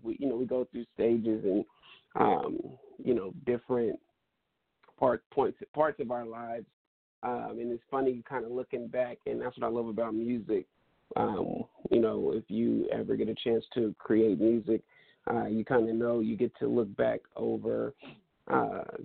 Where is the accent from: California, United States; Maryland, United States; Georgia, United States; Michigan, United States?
California, United States; Stockton; moved away as an adult; now in Sacramento, United States; I'm originally from Stockton, California